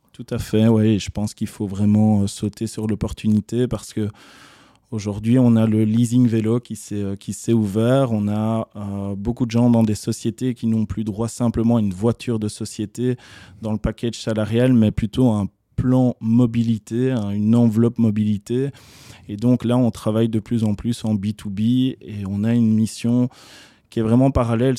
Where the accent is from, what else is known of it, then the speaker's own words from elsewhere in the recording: Charleroi, Wallonia, Belgium; suis Carolo, je revendique le fait que je suis Carolo, donc j'ai grandi à Couillet